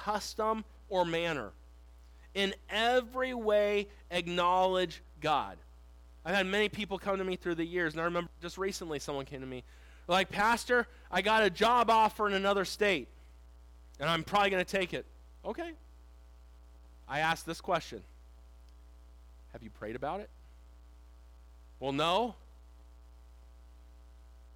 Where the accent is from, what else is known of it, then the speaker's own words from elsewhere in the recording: Southern California, United States; I grew up in Southern California. I'm a Southern California boy